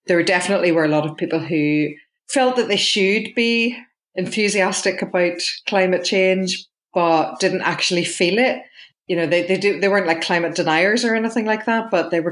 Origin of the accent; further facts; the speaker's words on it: Lisburn, Northern Ireland, United Kingdom; I grew up in Lisburn in Northern Ireland, which is just about an hour south of Belfast.